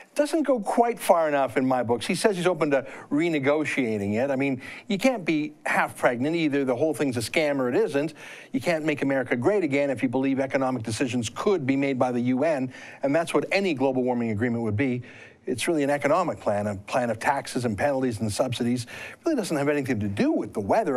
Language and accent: English; Canada; as a Canadian, obviously, I feel that Canada is the best country